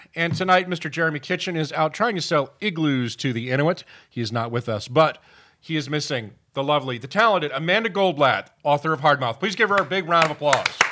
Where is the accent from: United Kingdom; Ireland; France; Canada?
United Kingdom; moved away; I'm from Britain